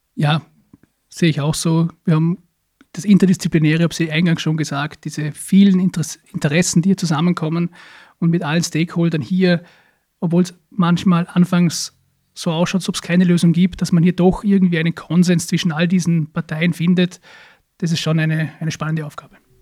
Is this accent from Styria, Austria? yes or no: no; Hohenems, Vorarlberg, Austria; ist im Bezirk Dornbirn, aber in der Stadt Hohenems, meine Heimatstadt